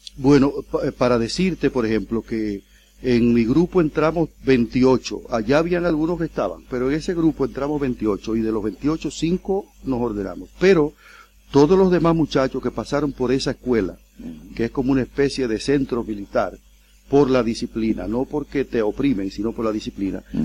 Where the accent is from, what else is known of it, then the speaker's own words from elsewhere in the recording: El Seibo, Dominican Republic; now in Curaçao; yo soy dominicano, yo nací en la República Dominicana y en una, en una región cercana a la parte de San Pedro de Macorís. Yo soy de la provincia del Ceibo